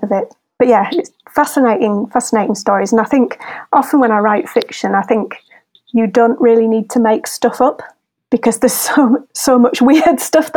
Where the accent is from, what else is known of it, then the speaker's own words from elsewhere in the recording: Wakefield, Yorkshire and the Humber, United Kingdom; moved away as an adult; now in Leeds, United Kingdom; I'm from Wakefield originally, but I'm an adoptive Leeds Leodensian